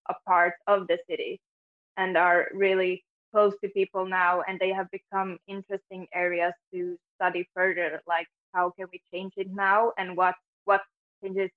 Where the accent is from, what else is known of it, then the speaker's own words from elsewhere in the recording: Finland; moved away as an adult; now in Stockholm, Sweden; I was born in Finland and I lived there all my life until I moved to Stockholm 5 years ago